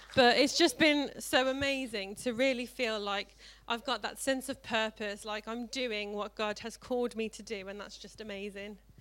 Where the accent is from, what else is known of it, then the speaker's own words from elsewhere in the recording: South Africa; now in Tamworth, United Kingdom; I grew up in South Africa and grew up in a Christian family